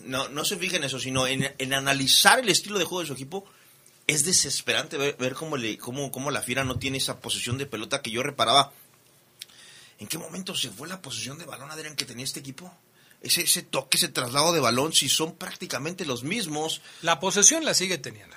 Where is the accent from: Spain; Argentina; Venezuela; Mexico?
Mexico; como mexicano